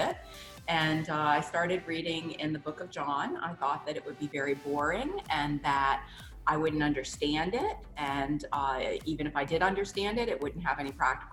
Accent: New Orleans, Louisiana, United States; I was raised in New Orleans, Louisiana

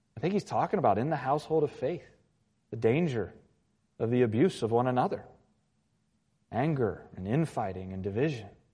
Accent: Virginia Beach, Virginia, United States; I grew up in Virginia Beach, and, and it's kind of Hurricane Alley in a sense.

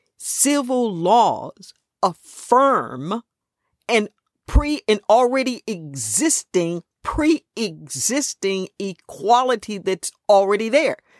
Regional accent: Los Angeles, California, United States; I grew up in Los Angeles

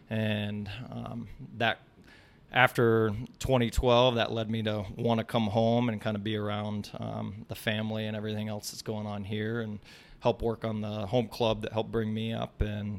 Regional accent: Ames, Iowa, United States; So I actually graduated from Ames High. I grew up in Ames, Iowa, and I was a member of ACAC all the way up through my youth

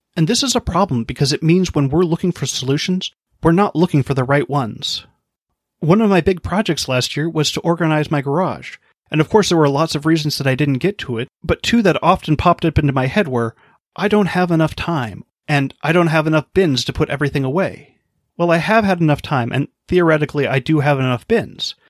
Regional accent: Hawaii, United States; I grew up in Hawaii

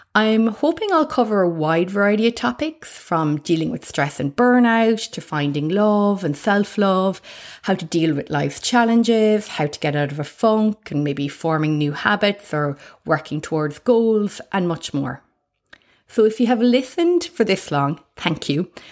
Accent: Ireland; accent: Irish; moved away as an adult; now in Australia; you can probably guess my accent, that I'm Irish

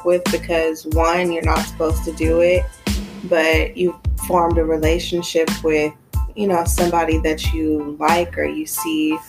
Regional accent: Los Angeles, California, United States; moved away as an adult; now in Atlanta, United States; I'm from Los Angeles, California, born and raised

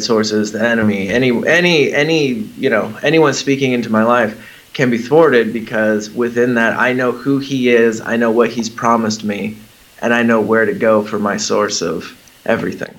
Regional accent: Southern California, United States; moved away as an adult; We were in Southern California, where mm-hmm. I've lived pretty much most of my whole life

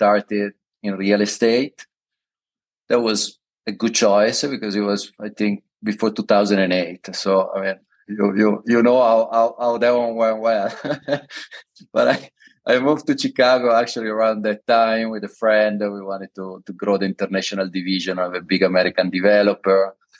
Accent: London, United Kingdom; English is a second language; also born or lived in Milan; I'm originally from Milan, moved to London when I was very young. I did all my university, master, PhD, all my study and education in London. I think I spent over 22 years there, so I feel myself a lot of a Londoner and less of an Italian

